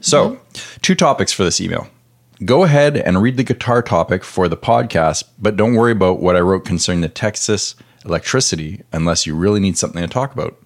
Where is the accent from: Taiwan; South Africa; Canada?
Canada; now in United States; I'm Canadian